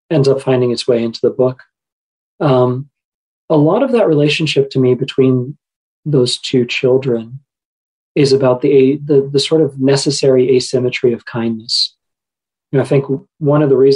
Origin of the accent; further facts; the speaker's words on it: Qatar; I grew up in Qatar uh, at the time, and I suspect this is still the case today. 90% of the population of Qatar is non Qatari.